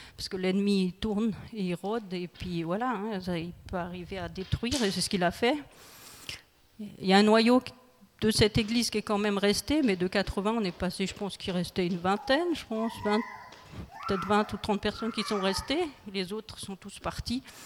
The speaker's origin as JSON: {"language": "French", "town": "Colmar", "region": "Grand Est", "country": "France", "tie": "born or raised there", "also_born_or_lived": "Île-de-France", "moved": "as an adult", "lives_now": "Guebwiller, France", "said": "je suis originaire de l'Alsace. J'ai grandi en Alsace"}